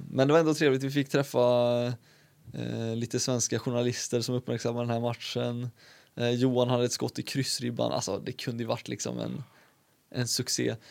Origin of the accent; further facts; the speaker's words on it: Karlstad, Värmland, Sweden; also born or lived in Uddevalla; jag kom hit eh, när jag var liten, liten, liten. Ett år. Så sen är jag uppvuxen i Karlstad